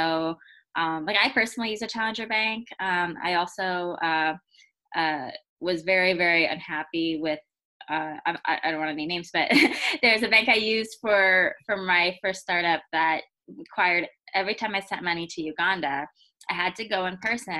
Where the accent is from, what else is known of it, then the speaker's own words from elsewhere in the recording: United States; I grew up in the United States